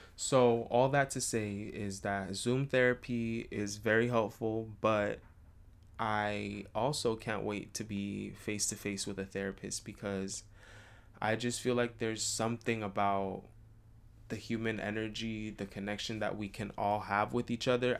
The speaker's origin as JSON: {"language": "English", "town": "San Rafael", "region": "California", "country": "United States", "also_born_or_lived": "Richmond, California", "moved": "as an adult", "lives_now": "Los Angeles, United States", "said": "I'm from San Rafael, which is only across the bridge"}